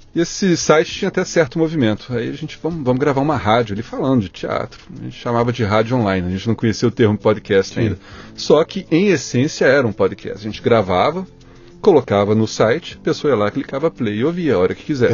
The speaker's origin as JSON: {"language": "Portuguese", "town": "Belo Horizonte", "region": "Minas Gerais", "country": "Brazil", "tie": "born or raised there", "said": "Nasci em Belo Horizonte, oh. capital de Minas Gerais. Sim. Sou mineirinho"}